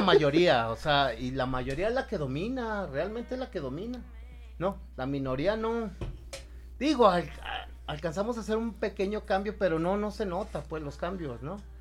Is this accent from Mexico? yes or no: yes; Mexico; yo soy mexicano